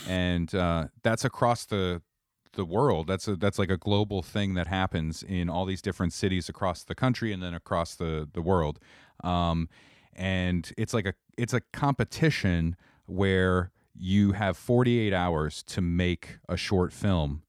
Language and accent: English; Kittery, Maine, United States; also born or lived in Connecticut / Bangor, Maine; now in Providence, United States; I'm originally from Connecticut, and then, uh, I moved in, like, second grade to Maine, and I grew up in Kittery.